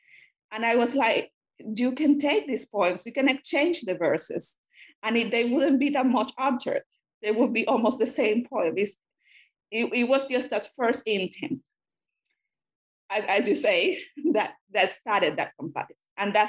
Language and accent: English; Cuba; first language Spanish; English is a second language; I'm a Spanish speaker, and I grew up in Cuba, and it happened to be that in communist Cuba, when I was a student, those readings were forbidden